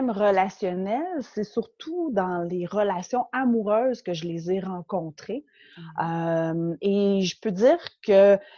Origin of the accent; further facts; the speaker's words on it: Montreal, Quebec, Canada; je suis québécoise, ouais, née à Montréal et je vis maintenant à la campagne.